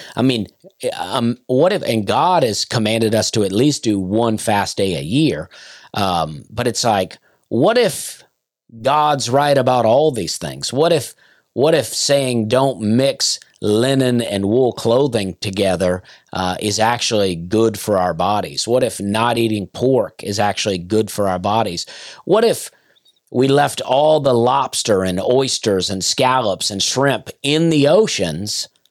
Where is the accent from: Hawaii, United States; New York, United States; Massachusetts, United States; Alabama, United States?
Alabama, United States; Opelika; also born or lived in Lafayette, Alabama / Penton, Alabama; I grew up in Opelika, but my parents were divorced and my dad lived right outside of Lafayette in a small community called Pennon